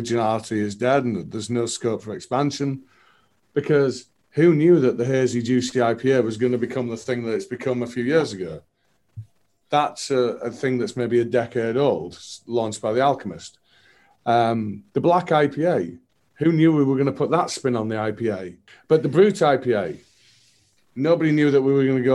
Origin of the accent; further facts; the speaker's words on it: United Kingdom; as the British